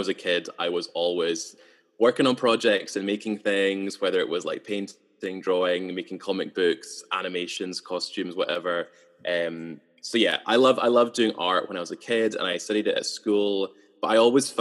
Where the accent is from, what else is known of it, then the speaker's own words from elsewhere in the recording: Edinburgh, Scotland, United Kingdom; moved away as an adult; also born or lived in Dalkeith / St Andrews; now in Glasgow, United Kingdom; I'm from Edinburgh. I grew up in Christorfin, and then laterally in Dalkeith.